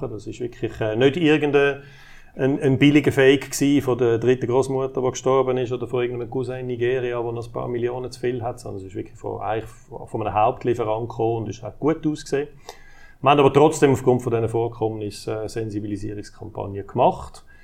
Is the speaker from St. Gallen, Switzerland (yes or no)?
no; Zurich, Switzerland; also ich wohne nur im Kanton Aargau, wie okay. man es gehört. Ich komme ursprünglich aus dem Kanton Zürich, aber ich arbeite schon seit etwa 25 Jahren in der Zentralschweiz.